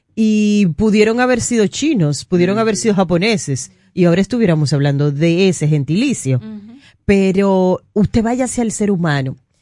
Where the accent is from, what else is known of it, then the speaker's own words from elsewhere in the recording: Dominican Republic; muchos dominicanos vivimos